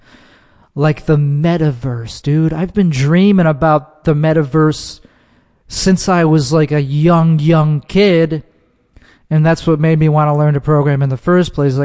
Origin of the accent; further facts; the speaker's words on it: Chicago suburbs, Illinois, United States; moved away; Not from the city, I'm from the suburbs of Chicago, which is called Chicago land